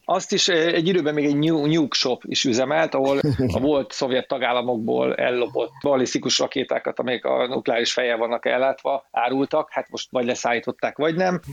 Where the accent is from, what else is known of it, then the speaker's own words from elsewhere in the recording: Szabolcs-Szatmár-Bereg, Hungary; moved away; én Szabolcsi vagyok eredetileg